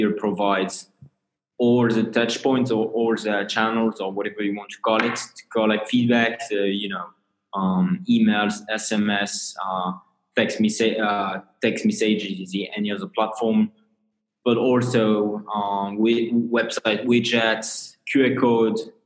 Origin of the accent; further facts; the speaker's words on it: northern France, France; I have a French background. So I'm hailing from France in a lovely town in the north of France